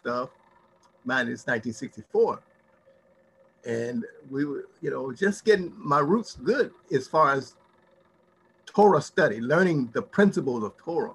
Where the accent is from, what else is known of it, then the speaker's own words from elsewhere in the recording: Gary, Indiana, United States; growing up in Gary, Indiana